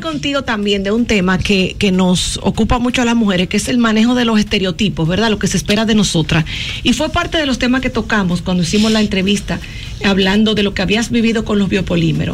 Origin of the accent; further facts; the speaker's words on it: La Vega, Dominican Republic; yo soy de La Vega